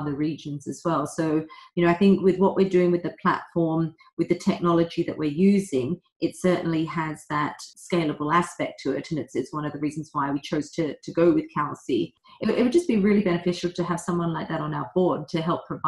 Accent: Australia; moved away as an adult; now in London, United Kingdom; So I'm Australian originally. I grew up there for 19 years.

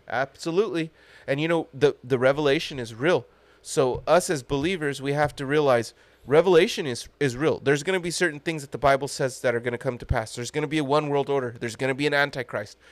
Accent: United States; as an American

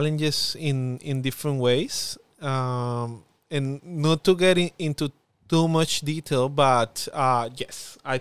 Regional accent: Colombia; accent: Spanish accent; first language Spanish; English is a second language; moved away as an adult; now in Darwin, Australia; I have a strong accent, a Spanish accent

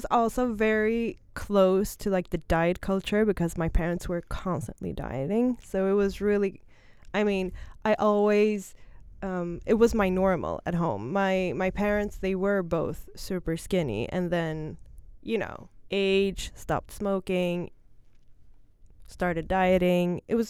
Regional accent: Stockholm, Stockholm County, Sweden; English is a second language; I'm born and raised in Stockholm. I'm 30 years old.

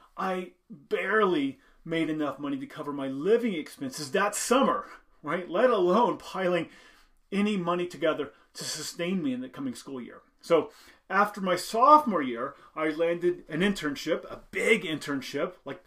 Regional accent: Indiana, United States; I grew up in Indiana, simple background, simple upbringing

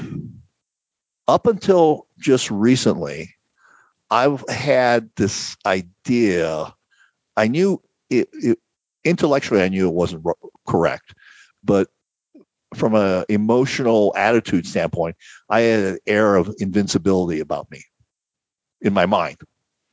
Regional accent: Phoenix, Arizona, United States; moved away as an adult; I grew up in Phoenix. I lived in Phoenix from 1960 till 2018

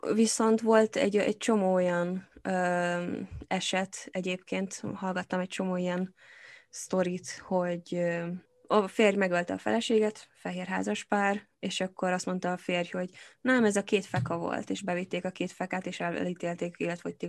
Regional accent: Hungary; now in England, United Kingdom; én magyar vagyok itt Angliában, attól engem is ér rasszizmus folyamatosan, mert nem vagyok brit

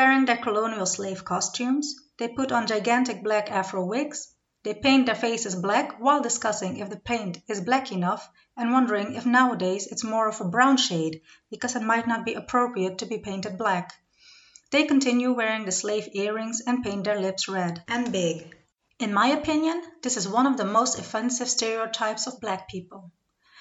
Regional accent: Netherlands; I come from the Netherlands

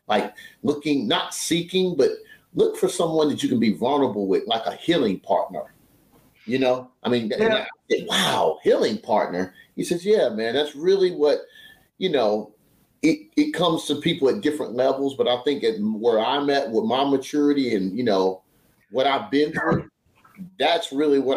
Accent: Salisbury, North Carolina, United States; I'm from Salisbury, North Carolina.

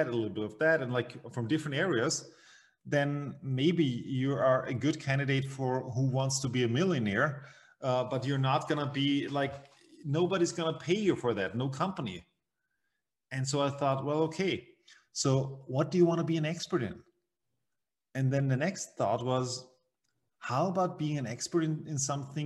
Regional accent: Vienna, Austria; I'm from Vienna, Austria, in the center, the heart of Europe. And well, I grew up here as well.

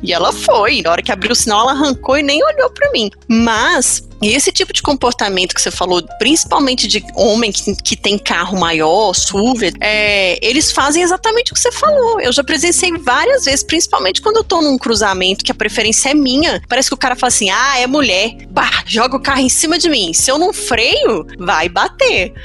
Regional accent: Minas Gerais, Brazil; a gente é mineiro

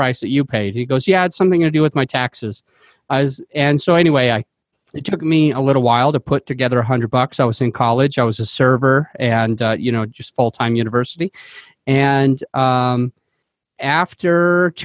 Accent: Utah, United States; now in Denver, United States; I came from Utah, and so that's where I grew up

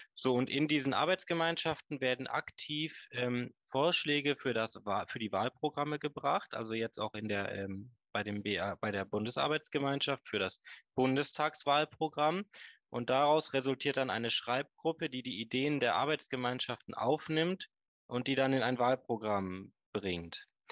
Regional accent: Hagen, North Rhine-Westphalia, Germany; now in Stormarn, Germany; ich bin gebürtiger Nordrhein-Westfale. Meine Eltern, meine, wir kommen ursprünglich aus Hagen

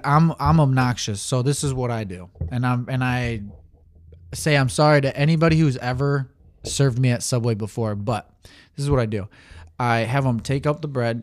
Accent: Saginaw, Michigan, United States; I was born in Michigan, Saginaw

